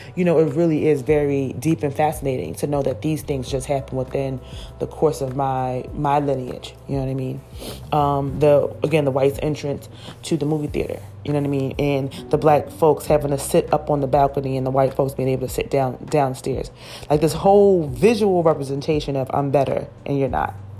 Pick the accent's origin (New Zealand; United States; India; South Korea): United States; Philadelphia, Pennsylvania; I'm from Philadelphia, and I talk about my Philadelphia experience in my one woman theater show